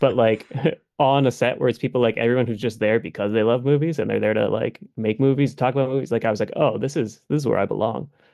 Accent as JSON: {"language": "English", "region": "Massachusetts", "country": "United States", "said": "We're both from Massachusetts"}